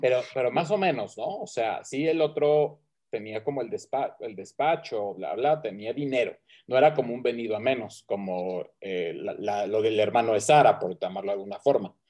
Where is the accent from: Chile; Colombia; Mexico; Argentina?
Mexico; aquí en mi pueblo Tierra Caliente